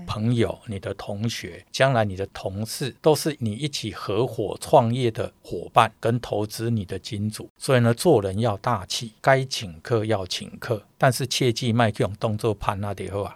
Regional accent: Changhua County, Taiwan; moved away as an adult; also born or lived in Tainan; now in Taipei, Taiwan; 因为我彰化人，我在台南读书，我在左营当兵

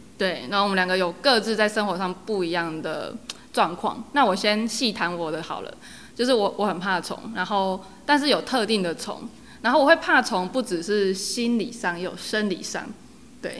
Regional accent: Yunlin County, Taiwan; moved away as an adult; also born or lived in Guanshan, Taitung; now in Chishang, Taiwan; 我本身是云林人

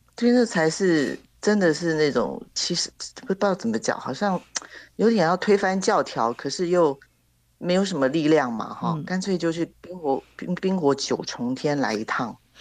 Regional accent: Taiwan; 我们台湾的芒果真的很甜

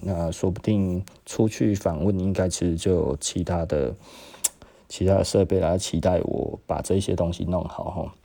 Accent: Taiwan; 我就是台湾人嘛

